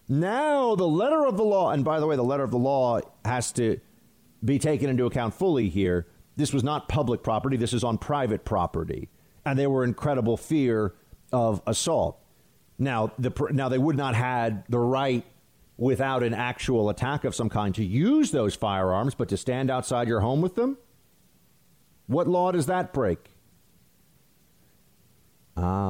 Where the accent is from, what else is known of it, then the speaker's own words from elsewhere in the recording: New York City, New York, United States; where I live in New York City